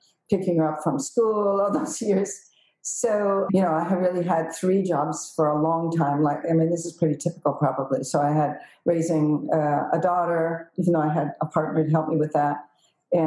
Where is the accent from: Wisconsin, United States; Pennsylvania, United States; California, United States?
California, United States; San Francisco Peninsula; also born or lived in Santa Cruz, California / Ithaca, New York / Rome, Italy; I was born in San Francisco and grew up on the peninsula